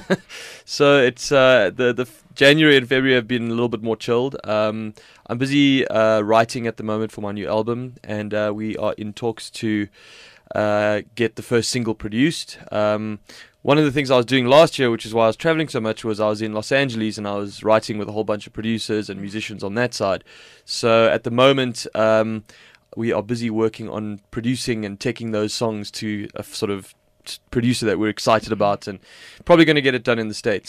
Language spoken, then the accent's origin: English; South Africa; being South African